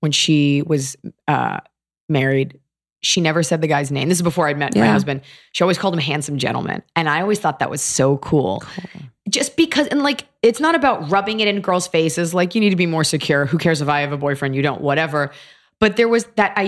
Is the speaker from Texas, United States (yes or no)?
yes; Dallas, Texas, United States; I'm from Dallas